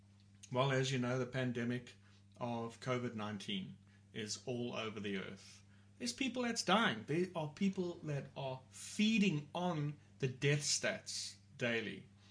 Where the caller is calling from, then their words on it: Port Elizabeth, Eastern Cape, South Africa; I'm talking here from South Africa. We're in a city called Port Elizabeth.